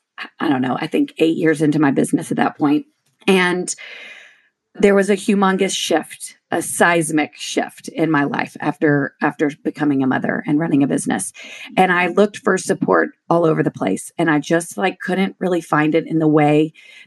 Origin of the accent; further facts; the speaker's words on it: Shreveport, Louisiana, United States; moved away as an adult; also born or lived in Austin, Texas; I grew up in Shreveport, Louisiana.